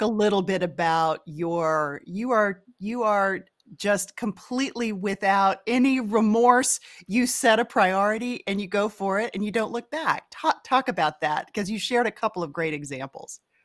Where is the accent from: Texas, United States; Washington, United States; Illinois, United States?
Texas, United States; we're both from Texas